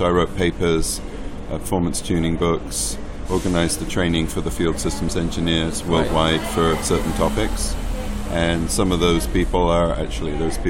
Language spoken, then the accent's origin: English; England, United Kingdom; moved away as an adult; now in United States; I was working for Sun Microsystems in the UK in the late 80s, and in the early 90s.